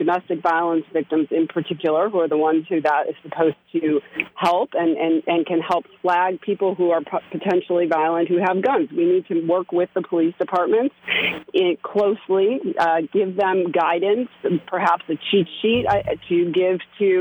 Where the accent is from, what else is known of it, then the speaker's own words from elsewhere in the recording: Chicago, Illinois, United States; moved away as an adult; also born or lived in New York City, United States; now in Westchester, United States; I grew up in Chicago